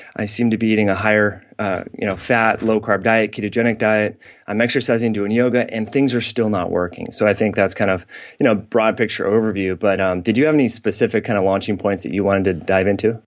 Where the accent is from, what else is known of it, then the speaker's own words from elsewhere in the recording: Northern California, United States; I grew up in Northern California.